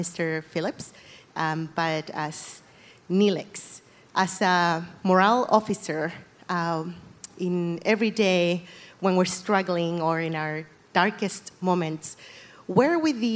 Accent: Chile; now in Utah, United States; I'm from Chile, but we live in Utah.

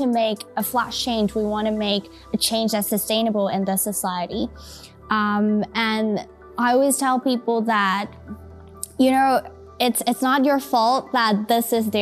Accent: Taiwan; I think growing up in Taiwan really changed a lot of things

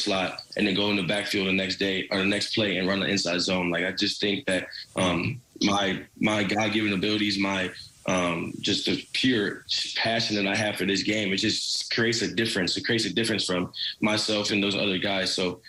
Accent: St. Louis, Missouri, United States; Steven Jackson was like my idol growing up in St. Louis.

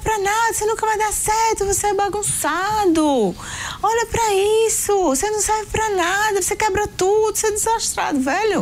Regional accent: Northeast Region, Brazil; nós somos do Nordeste

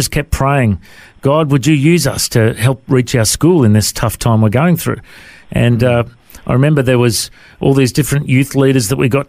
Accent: Coffs Harbour, New South Wales, Australia; also born or lived in Tamworth, New South Wales; And then Mum and Dad moved to Coffs Harbour when I was a young fella, and I eventually found them and moved in with them. And then growing up in Coffs Harbour

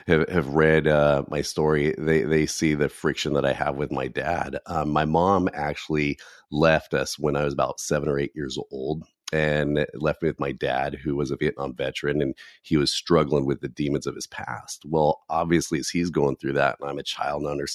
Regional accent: California, United States; I live out here in California, and I always jokingly say, don't hold that against me, okay? I'm from California

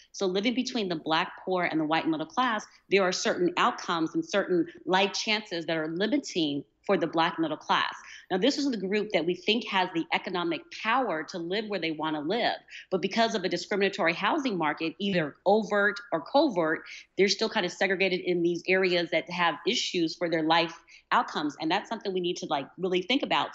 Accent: United States; accent: American; people know that I'm American

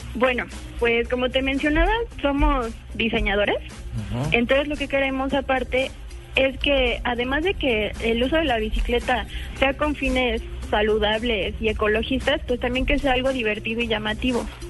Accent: Mexico City, Mexico; yo soy de México, Distrito Federal

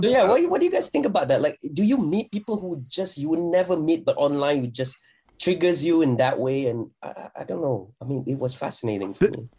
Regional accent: Malaysia; fellow Malaysian

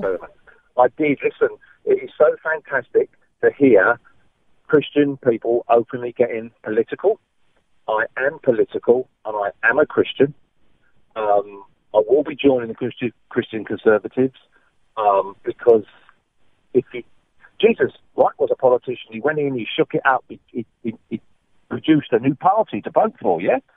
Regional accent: England, United Kingdom; now in Western Australia, Australia; I'm an Englishman

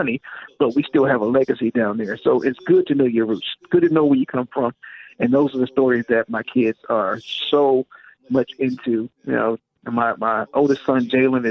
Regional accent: Washington, D.C., Maryland, United States; in my hometown of Maryland, Washington, D.C., DMV

